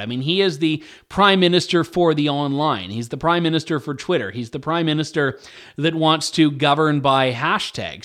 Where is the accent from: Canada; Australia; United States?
Canada; I'm a Canadian. We we give our ridings names and not numbers